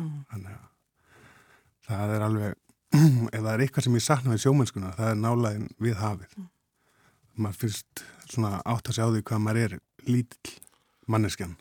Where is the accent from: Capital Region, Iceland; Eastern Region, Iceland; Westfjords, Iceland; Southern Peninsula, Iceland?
Westfjords, Iceland; Ísafjörður; ég er að vestan. Ísafjörði